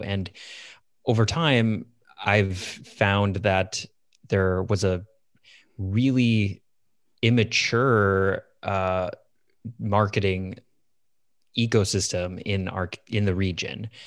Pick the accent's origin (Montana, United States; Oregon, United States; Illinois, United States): Illinois, United States; Chicago suburbs; moved away as an adult; also born or lived in Iowa City, Iowa; I grew up in the Chicago suburbs